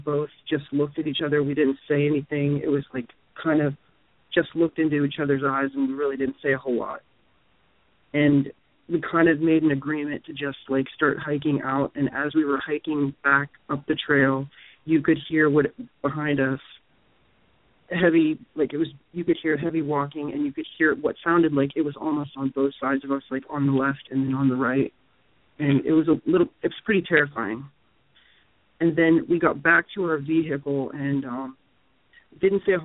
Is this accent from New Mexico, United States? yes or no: no; Pennsylvania, United States; I'm from Pennsylvania